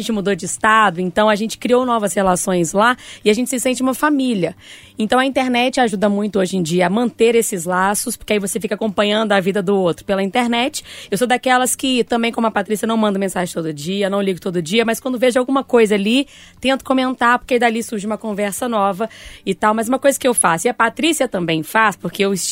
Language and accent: Portuguese; Bahia, Brazil; moved away; Eu tenho mais conexões na Bahia, viu, Loli? Que foi o lugar onde eu passei maior parte do meu tempo, no sentido de aquela fase do crescimento, né? Minha infância e minha adolescência